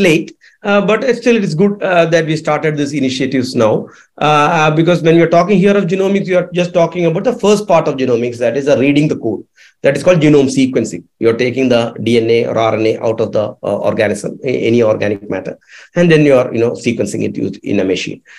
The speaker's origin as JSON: {"language": "English", "region": "Kerala", "country": "India", "tie": "born or raised there", "said": "Kerala, my home state"}